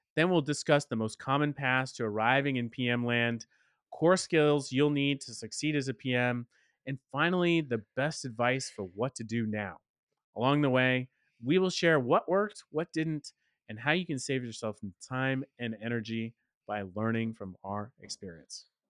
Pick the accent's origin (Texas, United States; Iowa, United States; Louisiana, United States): Texas, United States; Dallas; my hometown of Dallas, Texas